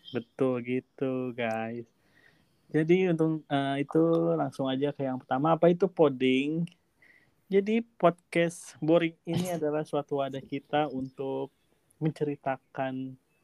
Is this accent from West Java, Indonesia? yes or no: yes; Bogor, West Java, Indonesia; dari Bogor dan aku masih kuliah semester 2